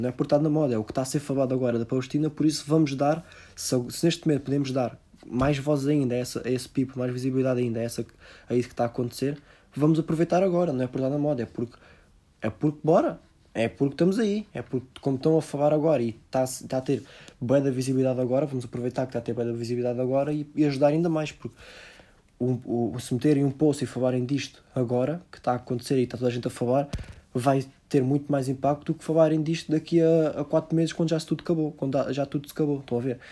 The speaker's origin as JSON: {"language": "Portuguese", "country": "Portugal", "said": "nós como portugueses"}